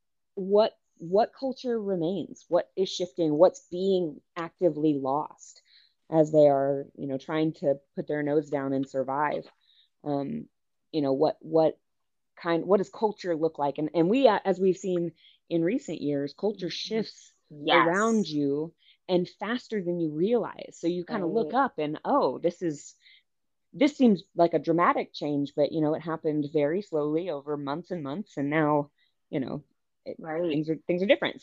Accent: East Texas, United States; moved away as an adult; also born or lived in Philippines (ancestry); now in Oklahoma, United States; I was raised in East Texas

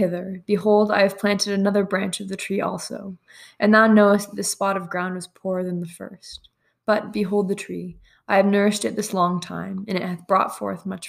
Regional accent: San Francisco Bay Area, California, United States; moved away as an adult; now in Utah, United States; I'm from the San Francisco Bay Area. I was raised there my whole life.

